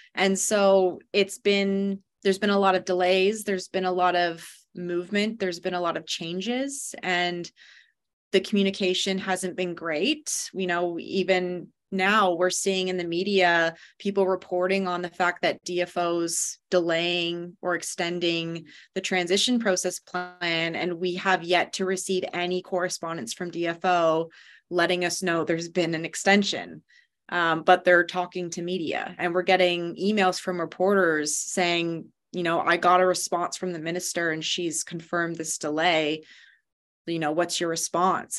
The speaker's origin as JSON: {"language": "English", "town": "London", "region": "Ontario", "country": "Canada", "also_born_or_lived": "Halifax, Nova Scotia / Prince Rupert, British Columbia", "moved": "as an adult", "lives_now": "British Columbia, Canada", "said": "I'm from London, Ontario originally."}